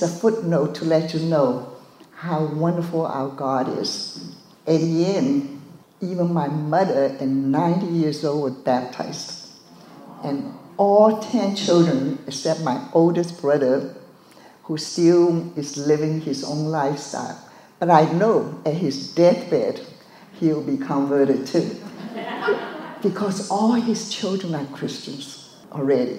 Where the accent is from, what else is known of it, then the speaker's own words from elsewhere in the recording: Shanghai, China; moved away; I was born in Shanghai, China, and both my parents were Buddhist.